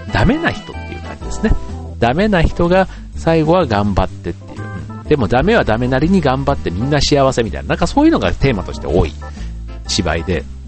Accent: Funabashi, Chiba, Japan; うちの地元の船橋

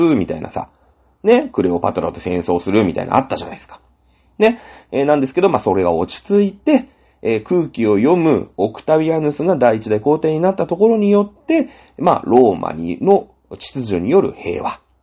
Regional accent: Shizuoka, Japan; moved away; 僕ね、静岡県で生まれ育ってます。あ、生まれは違うんですけど、そ、 そ、 ほぼほぼしょ、 静岡で育ってるんで

